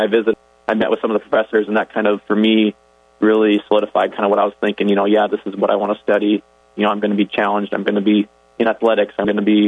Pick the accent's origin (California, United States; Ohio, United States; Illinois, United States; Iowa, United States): Iowa, United States; Orange City; I grew up in Orange City, so I was right in the neighborhood